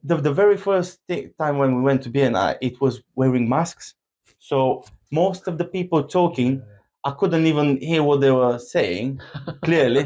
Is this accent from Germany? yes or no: no; Bulgaria; English is a second language; moved away as an adult; also born or lived in Abergavenny, Wales; now in Worthing, United Kingdom; we grew up together in Bulgaria.